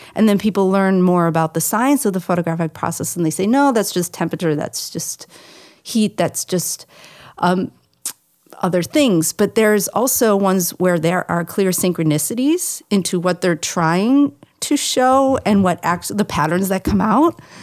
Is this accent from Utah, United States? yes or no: no; Buffalo, New York, United States; I'm from Buffalo, New York